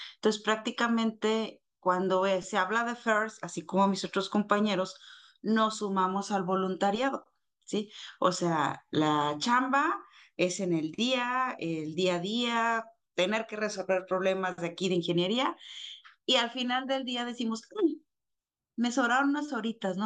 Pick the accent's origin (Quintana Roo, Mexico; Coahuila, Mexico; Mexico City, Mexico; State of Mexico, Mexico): Coahuila, Mexico; Torreón; orgullosamente de La Laguna